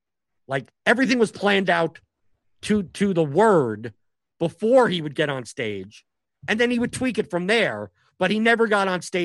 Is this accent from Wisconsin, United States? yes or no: no; New York City, New York, United States; accent: Northeastern; moved away as an adult; now in Louisville, United States; I'm a Jewish New York kid, redheaded Jewish New York kid that talked fast with an accent, you know, the Northeastern accent.